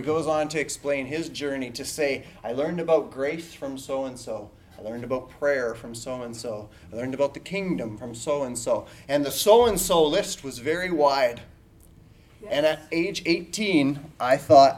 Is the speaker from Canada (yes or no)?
yes; Canada; I am from Canada. I'm in the province of Saskatchewan, north of North Dakota.